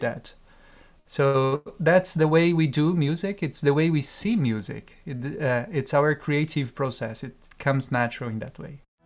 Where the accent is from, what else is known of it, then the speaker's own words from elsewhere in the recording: Brazil; now in Europe; I am from Brazil, and I moved to Europe um, ten years ago